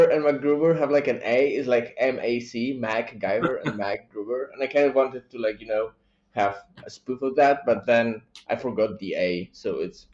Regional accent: Poland; I'm from Poland

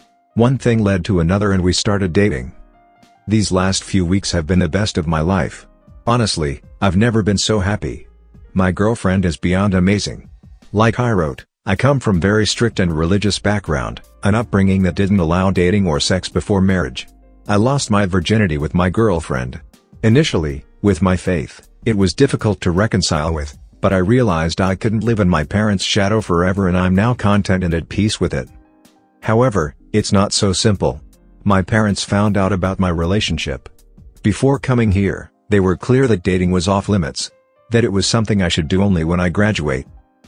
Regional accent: Kenya; moved away as an adult; now in United Kingdom; I'm from Kenya but I'm studying for my undergraduate degree in the United Kingdom. I only arrived a couple months ago.

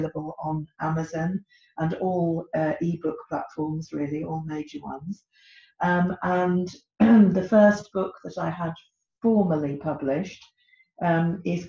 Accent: United Kingdom; moved away as an adult; now in Czech Republic; I'm British, as you could probably hear from my accent, I am married to a Czech, and I've my home, or my permanent home, is in the Czech Republic

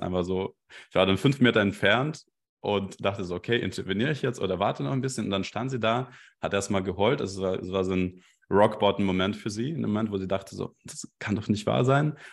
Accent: Belarus; German is a second language; now in Germany; Ich komme eigentlich ursprünglich aus Belarus

